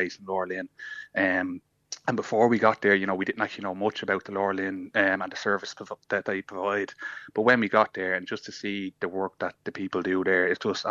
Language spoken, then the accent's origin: English; Dublin, Leinster, Ireland; we're only from Blanchardstown